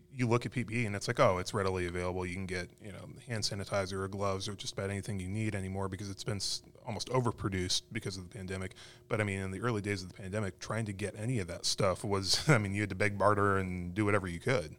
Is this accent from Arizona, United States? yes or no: yes; Arizona, United States; moved away; growing up in Arizona